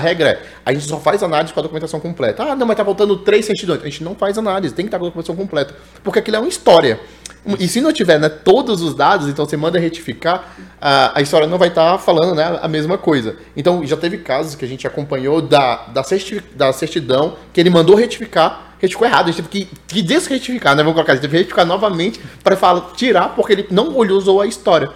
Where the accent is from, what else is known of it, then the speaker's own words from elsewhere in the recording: Brasília, Federal District, Brazil; eu tô aqui em Brasília, sou nascido e moro em Brasília.